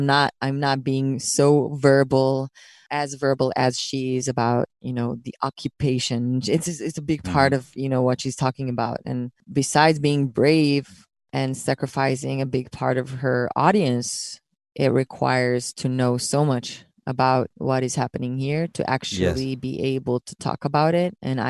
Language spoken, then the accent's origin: English; Israel; English is a second language; people are going to continue to ask me about Israel, no matter how much I hide, no matter how much my accent becomes, unnoticeable, I'm going to get asked that question.